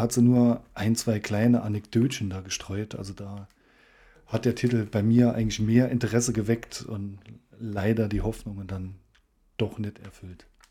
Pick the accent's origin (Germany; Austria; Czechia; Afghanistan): Germany; Saarland